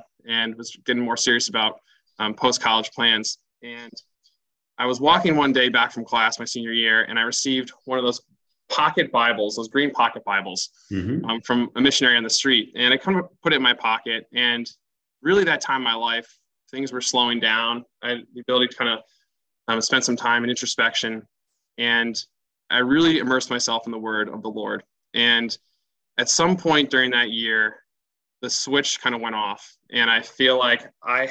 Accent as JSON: {"language": "English", "town": "Fairfield", "region": "Connecticut", "country": "United States", "tie": "born or raised there", "also_born_or_lived": "New York City", "said": "I grew up in Fairfield. I went to St. Thomas Aquinas School in Fairfield"}